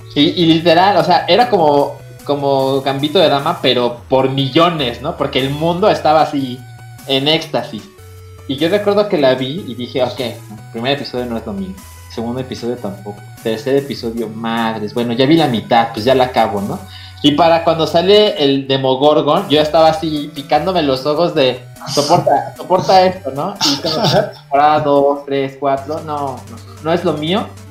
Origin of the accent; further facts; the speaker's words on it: Mexico; now in Mexico City, Mexico; soy mexicano, ¿no? Y que estoy en Ciudad de México